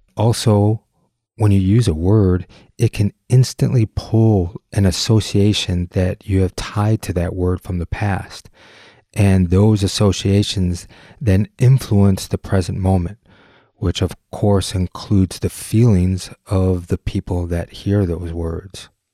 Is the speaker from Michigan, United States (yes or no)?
yes; Detroit, Michigan, United States; we grew up in the Detroit area